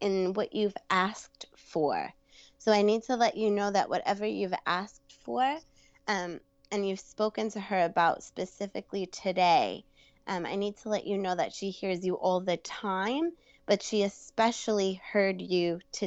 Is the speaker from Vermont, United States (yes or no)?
no; New York, United States; accent: Brooklyn; I'm from New York